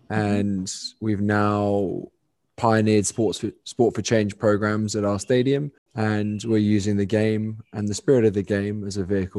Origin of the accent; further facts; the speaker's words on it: London, United Kingdom; because it's so alien to, you know, the privileged bubble that I grew up in London, England.